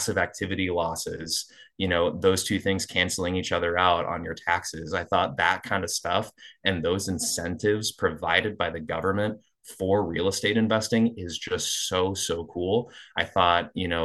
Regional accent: Eastern Iowa, United States; moved away as an adult; also born or lived in Seattle, Washington; Grew up in Eastern Iowa, moved out to Seattle for about 6 years, and then moved back to the Quad Cities for a little bit.

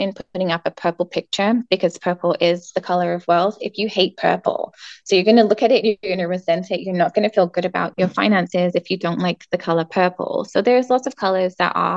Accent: England, United Kingdom; moved away; I'm from England

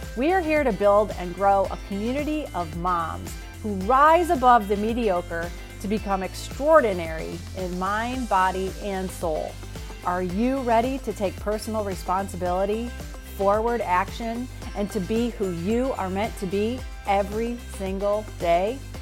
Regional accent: United States; being an American.

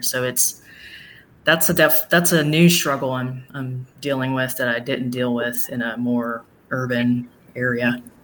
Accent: Smyrna, Tennessee, United States; moved away as an adult; also born or lived in Nashville, Tennessee / Miami, Florida / Margate, Florida; I was born in Nashville, grew up in Smyrna, Tennessee

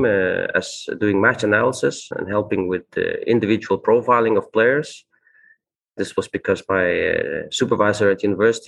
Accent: Faroe Islands; moved away as an adult; also born or lived in Copenhagen, Denmark; I grew up on the Faroe Islands, a small country in the North Atlantic Ocean

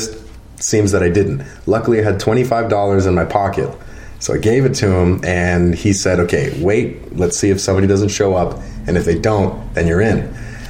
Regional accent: Mississauga, Ontario, Canada; moved away as an adult; now in Wasaga Beach, Canada; I'm from Mississauga originally

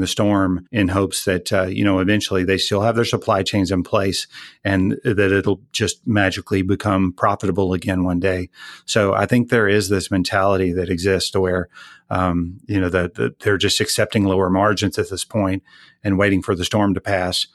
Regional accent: Texas, United States; I'm sixth generation Texan, so I go way back

